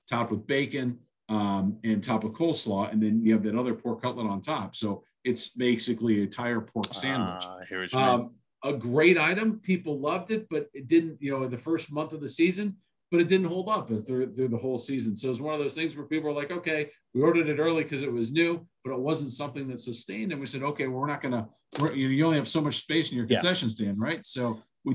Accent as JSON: {"language": "English", "town": "Akron", "region": "Ohio", "country": "United States", "tie": "born or raised there", "said": "I'm from Akron. This is, you know, it's a unique opportunity for me as someone that was born and raised in this area"}